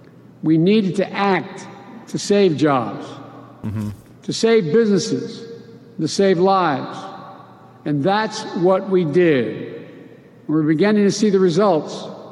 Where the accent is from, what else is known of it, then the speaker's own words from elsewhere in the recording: Scranton, Pennsylvania, United States; also born or lived in Claymont, Delaware; Like the folks I grew up with in Scranton and Claymont, Delaware.